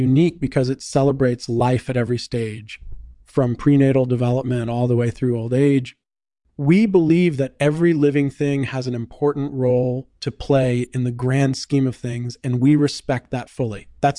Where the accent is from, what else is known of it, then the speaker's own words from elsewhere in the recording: Navarre, Spain; Well, I was born and raised in Navarre, a region in the south of Spain.